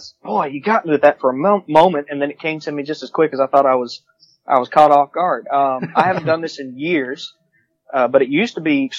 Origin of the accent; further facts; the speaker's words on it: New Orleans, Louisiana, United States; I grew up in New Orleans, and we had that property over there in southeast Georgia.